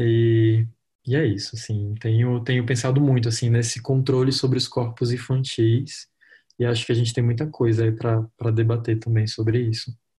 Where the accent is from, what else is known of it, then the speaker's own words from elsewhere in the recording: Roraima, Brazil; eu sou de Roraima, né? Eu moro em Boa Vista, capital de Roraima